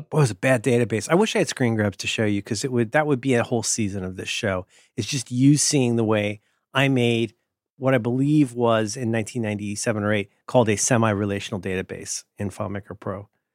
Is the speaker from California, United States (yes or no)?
no; Ohio, United States; I'm from Ohio